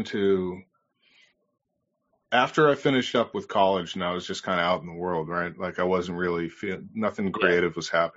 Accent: North Shore, north of Boston, Massachusetts, United States; I've lived north of Boston in the North Shore area. Been here most of my life

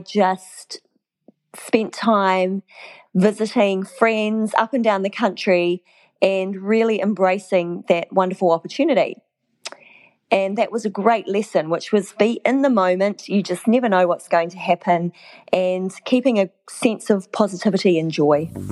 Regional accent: New Zealand; moved away as an adult; also born or lived in Malaysia; I moved back to my home country without knowing that I was moving back

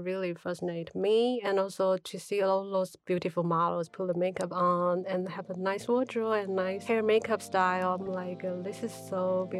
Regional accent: Taiwan; now in New York, United States; I'm originally from Taiwan, so I moved to New York about 13 years ago.

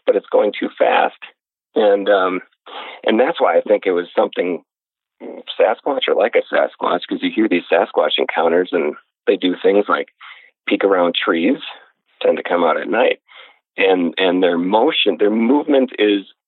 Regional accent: Wisconsin, United States; the house I grew up in Wisconsin

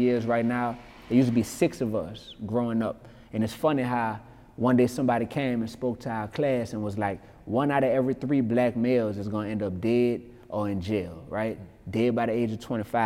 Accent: New Orleans, Louisiana, United States; I grew up in New Orleans East, you heard me? That's a portion of what we call the Ninth Ward in New Orleans.

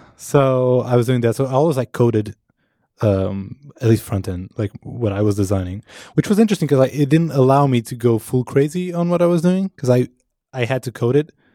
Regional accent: Portugal; moved away; I am from Portugal

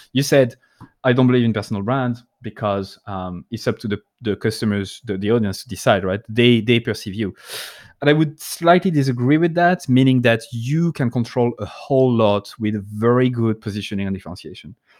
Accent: France; accent: French; I'm not trying to hide my French accent

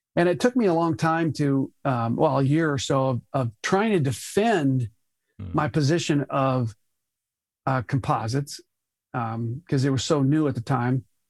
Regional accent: Tucson, Arizona, United States; moved away as an adult; also born or lived in Colorado / Los Angeles / Phoenix, Arizona; I grew up in Tucson, Arizona

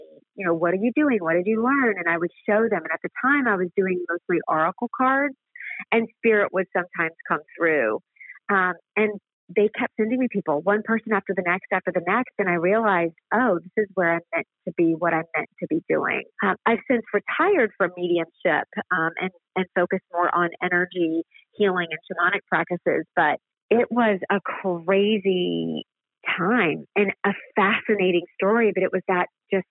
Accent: the South, United States; I was raised in the South, so it's Bible Belt and Baptist

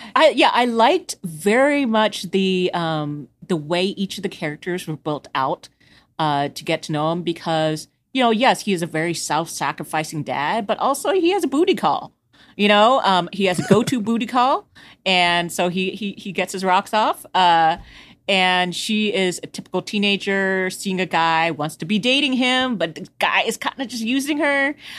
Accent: Houston, Texas, United States; I'm from Houston, so I'm on the, uh, east, sort of e-, southeast side

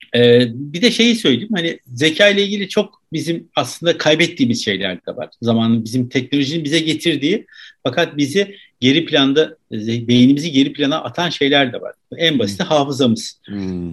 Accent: Turkey

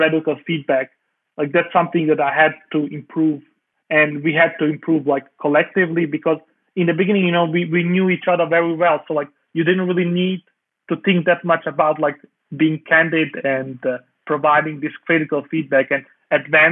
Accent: Denmark; I grew up in Denmark.

